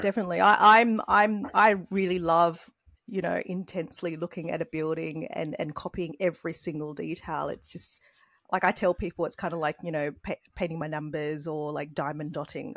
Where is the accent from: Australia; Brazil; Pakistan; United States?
Australia; growing up in Australia